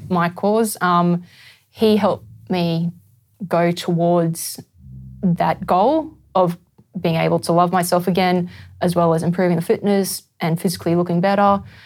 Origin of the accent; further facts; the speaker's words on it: Brisbane, Queensland, Australia; I'm from Brisbane.